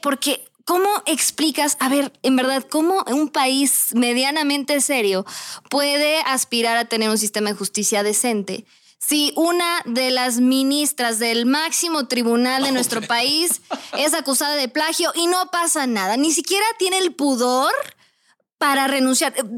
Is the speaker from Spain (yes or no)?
no; Mexico; soy mexicana